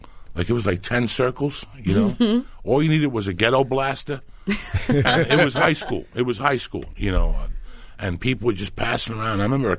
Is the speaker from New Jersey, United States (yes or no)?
yes; New Jersey, United States; moved away; also born or lived in New York; we grew up right there on the Jersey side